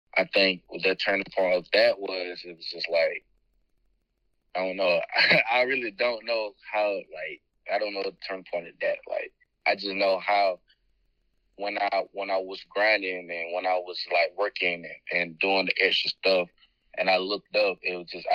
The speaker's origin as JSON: {"language": "English", "town": "Albany", "region": "Georgia", "country": "United States", "tie": "born or raised there", "said": "growing up in Albany, growing up in Albany, Georgia, it was a hard time"}